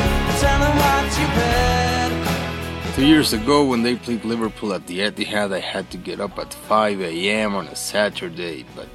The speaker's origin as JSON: {"language": "English", "region": "Mexico City", "country": "Mexico", "said": "I'm from Mexico City."}